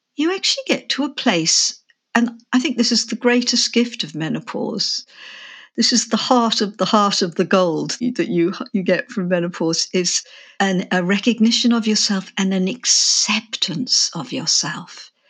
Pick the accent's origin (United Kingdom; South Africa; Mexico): United Kingdom; England; moved away; also born or lived in Australia; I'm English, but I had lived in Australia for twenty-five years